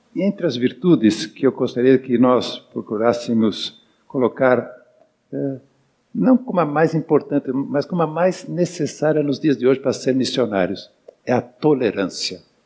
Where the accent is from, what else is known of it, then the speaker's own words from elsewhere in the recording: São Paulo, Brazil; Eu sou de São Paulo